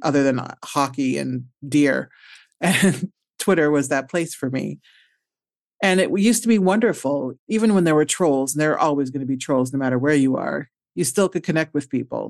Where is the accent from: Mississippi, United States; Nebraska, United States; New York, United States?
Nebraska, United States; Omaha; moved away; I'm from Omaha, Nebraska